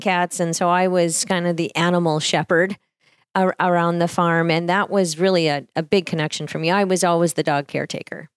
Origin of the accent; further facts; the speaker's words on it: Harvey, North Dakota, United States; moved away; I grew up sixteen miles from Harvey out in a cattle ranch.